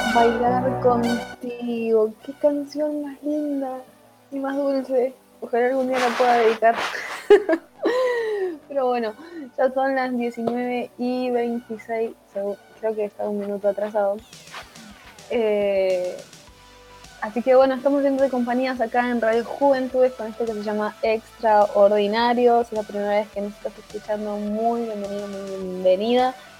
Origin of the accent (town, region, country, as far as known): Argentina